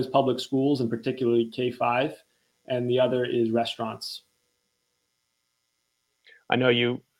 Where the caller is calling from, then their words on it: Newtonville, Massachusetts, United States; I'm calling in from Newtonville, uh, right outside of Boston.